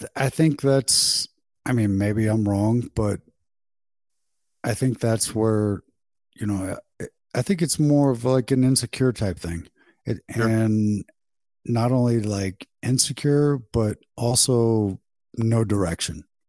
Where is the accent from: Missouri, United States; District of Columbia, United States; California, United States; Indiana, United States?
Missouri, United States; St. Louis area; right here in my hometown